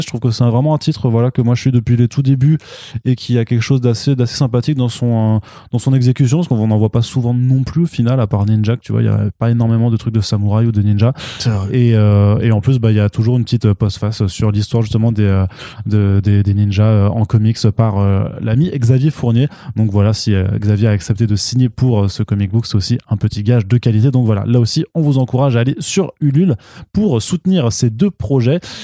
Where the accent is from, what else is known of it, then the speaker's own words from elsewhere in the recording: France; chez nous en France